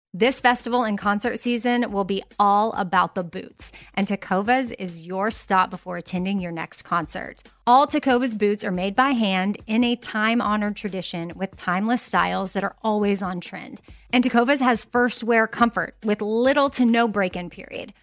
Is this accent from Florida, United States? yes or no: no; Austin, Texas, United States; I grew up in Austin and ran Town Lake a lot